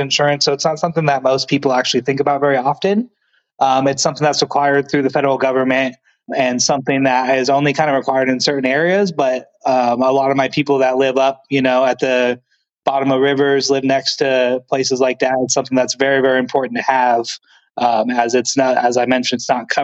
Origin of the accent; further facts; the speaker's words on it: the Northwest, Pacific Northwest, United States; I grew up out in the Northwest area in the woods